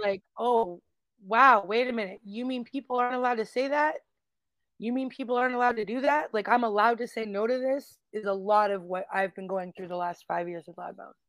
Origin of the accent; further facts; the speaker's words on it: Calgary, Alberta, Canada; I grew up in Calgary, Alberta, Canada